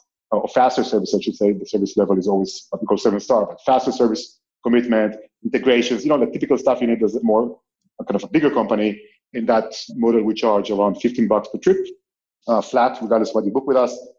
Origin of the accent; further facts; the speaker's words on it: Israel; moved away as an adult; also born or lived in Paris, France; now in Barcelona, Spain; I'm from Israel originally